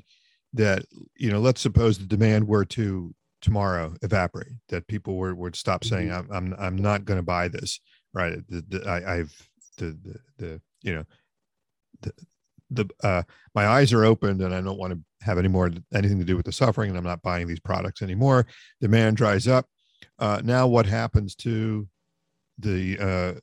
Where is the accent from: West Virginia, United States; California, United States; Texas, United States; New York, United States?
West Virginia, United States; my home state